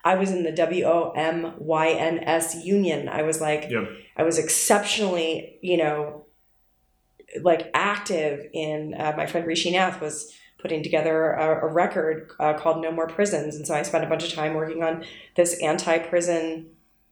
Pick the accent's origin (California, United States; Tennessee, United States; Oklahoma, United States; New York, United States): New York, United States; also born or lived in Saratoga; I grew up in New York